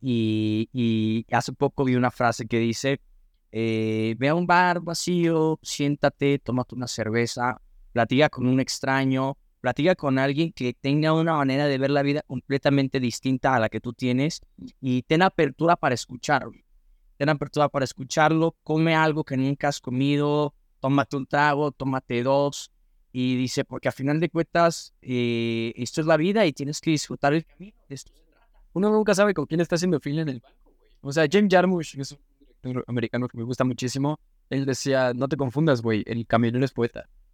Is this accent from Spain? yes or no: no; Mexico; soy mexicano